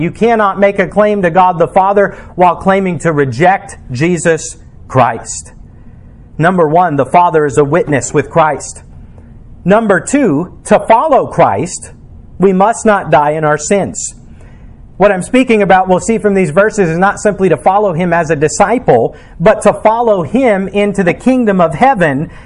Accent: United States; as an American

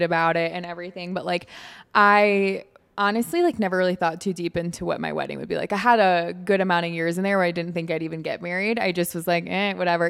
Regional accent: Michigan, United States; moved away as an adult; also born or lived in Alabama; now in Florida, United States; I'm from Michigan

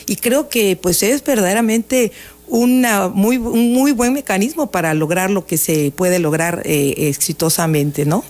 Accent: Villahermosa, Tabasco, Mexico; por ese querer a mi tierra, por ese conocer a mi municipio

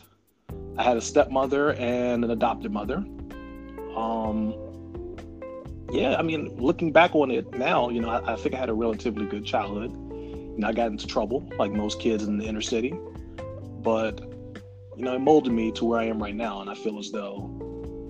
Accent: Washington, District of Columbia, United States; I was born and raised in Washington, D.C.

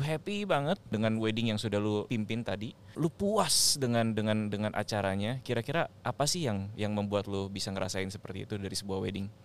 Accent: Tangerang, Banten, Indonesia; gue anak Tangerang

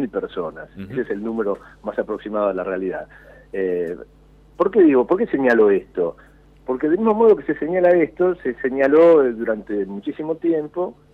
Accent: La Plata, Buenos Aires Province, Argentina; Qué gusto hablar con vos, con una radio ahí de, mi ciudad natal.

